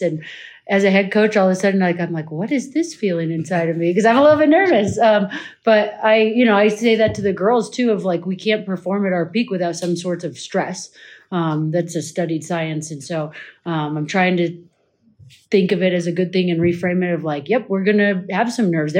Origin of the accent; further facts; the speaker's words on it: Colorado, United States; moved away; I'm from Colorado.